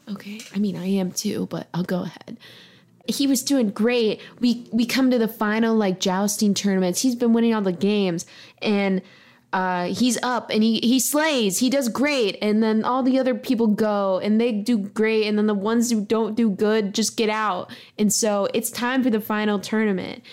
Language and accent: English; the South, United States; I'm from the South